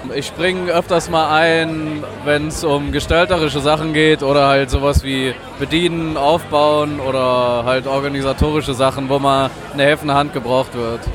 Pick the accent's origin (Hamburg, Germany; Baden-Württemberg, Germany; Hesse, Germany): Hesse, Germany; Oberense; also born or lived in Berlin; now in Korbach, Germany; ich komme aus Oberense und bin jetzt seit eineinhalb Jahren wieder hier in Korbach